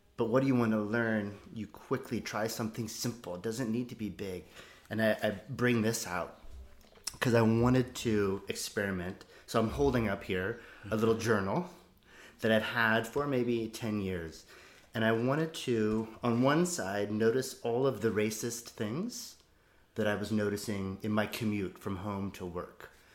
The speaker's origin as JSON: {"language": "English", "country": "United States", "also_born_or_lived": "Oakland", "said": "As an American"}